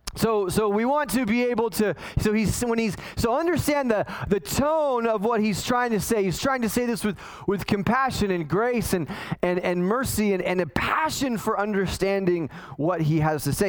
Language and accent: English; Los Angeles, California, United States; when I was a kid, growing up in the San Fernando Valley in California